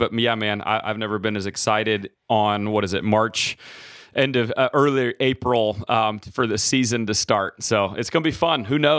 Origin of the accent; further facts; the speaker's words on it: Midwest, United States; moved away as an adult; also born or lived in Nebraska; now in Mount Dora, United States; I grew up in the Midwest. And so my family's from Nebraska, my wife from Wisconsin. So we definitely know about those snowy years, but we've been in Florida now almost 9 years.